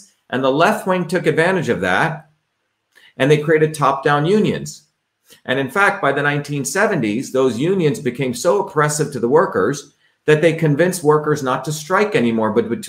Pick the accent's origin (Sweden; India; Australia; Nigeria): India; also born or lived in New Jersey; now in United States; growing up in India, when I realized that I grew up in a caste system, that we were treated differently because of where we were born in, came to the United States, grew up in the working class towns of New Jersey.